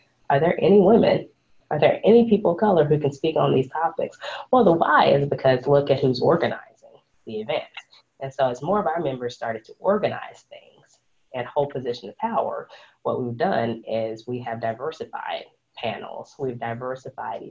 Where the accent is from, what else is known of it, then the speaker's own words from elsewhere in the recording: Fort Worth, Texas, United States; also born or lived in Wheaton, Illinois / Austin, Texas; I was born and raised in Fort Worth, Texas